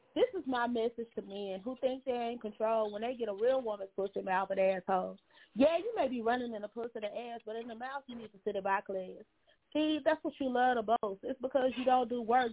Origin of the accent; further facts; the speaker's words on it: Monroe, Louisiana, United States; also born or lived in Baton Rouge, Louisiana / New Orleans, Louisiana; I grew up in Monroe and I'm in Monroe now